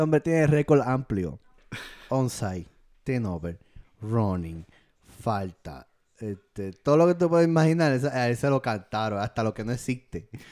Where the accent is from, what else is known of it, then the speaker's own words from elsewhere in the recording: Puerto Rico; Fui seleccionado en mi país de Puerto Rico